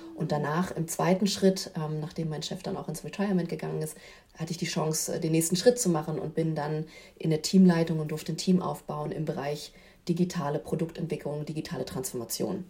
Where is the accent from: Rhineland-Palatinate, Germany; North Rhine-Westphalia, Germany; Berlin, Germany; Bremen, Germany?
Berlin, Germany; ich bin in Berlin groß geworden